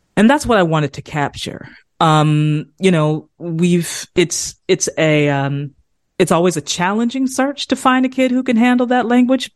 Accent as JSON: {"language": "English", "region": "South Carolina", "country": "United States", "said": "the language that I grew up speaking. I'm from South Carolina, I'm from the South uh, Eastern United States"}